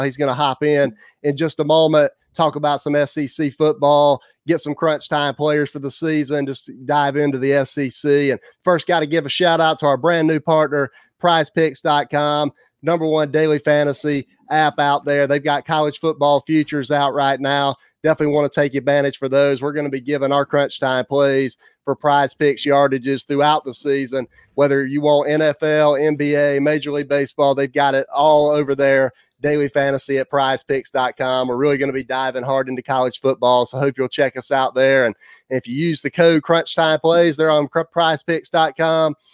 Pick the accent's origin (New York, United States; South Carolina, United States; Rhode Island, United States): South Carolina, United States; Hartsville; who's from Hartsville, South Carolina, my hometown